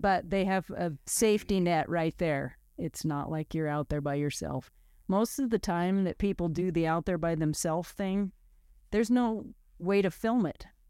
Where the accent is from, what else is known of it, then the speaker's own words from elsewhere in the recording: Oregon coast near Neskowin, United States; I grew up on the Oregon coast near Nesco in.